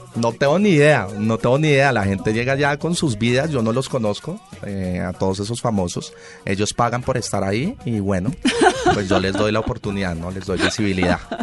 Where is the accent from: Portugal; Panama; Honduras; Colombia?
Colombia; nos debemos unir como país y como colombianos